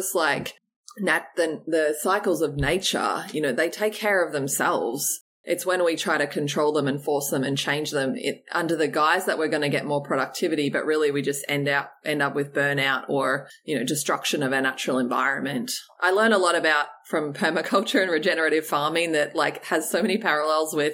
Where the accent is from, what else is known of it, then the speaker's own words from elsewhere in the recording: Australia; growing up in Australia and on the beach there